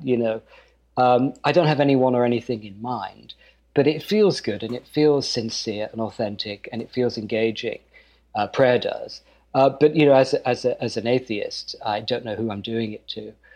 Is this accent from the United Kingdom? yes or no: yes; United Kingdom; moved away; being British in in Kentucky and Texas and North Dakota